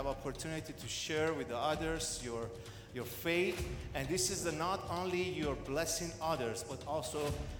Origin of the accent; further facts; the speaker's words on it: Iran; I'm from Iran